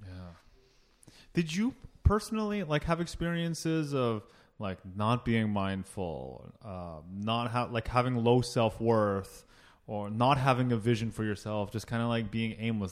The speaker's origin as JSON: {"language": "English", "town": "Toronto", "region": "Ontario", "country": "Canada", "tie": "born or raised there", "also_born_or_lived": "Oakville", "said": "I was born in Toronto"}